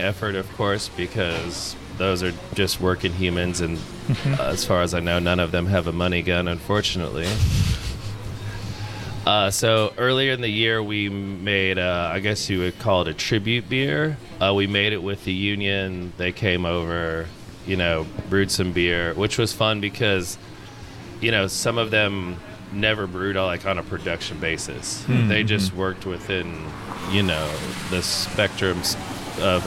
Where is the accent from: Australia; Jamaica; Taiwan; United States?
United States; Kentucky; also born or lived in Bend, Oregon; now in San Francisco, United States; I'm from Kentucky